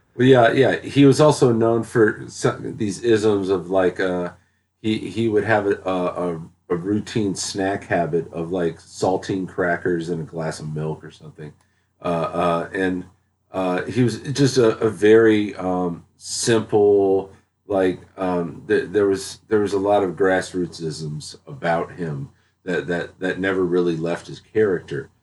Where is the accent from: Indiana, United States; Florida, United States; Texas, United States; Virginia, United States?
Texas, United States; Dallas; moved away; also born or lived in North Carolina; I grew up in Dallas. Uh, I, I spent most of my childhood in, in, in Dallas and in North Carolina